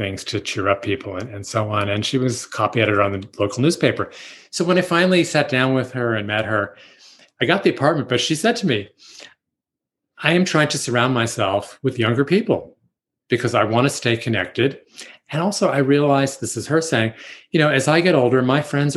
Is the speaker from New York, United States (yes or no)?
yes; New York City, New York, United States; And I grew up in Manhattan